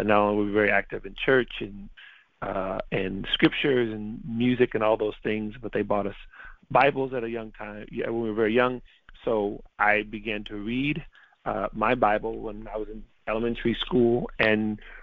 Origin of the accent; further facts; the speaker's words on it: San Francisco, California, United States; also born or lived in Little Rock, Arkansas; I grew up in California because my parents moved from Little Rock to San Francisco when I was still not quite even 1 year old